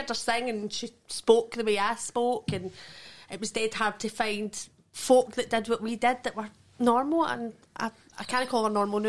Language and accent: English; Alexandria, Scotland, United Kingdom; also born or lived in Balloch; I'm from like Alexandra and then Balak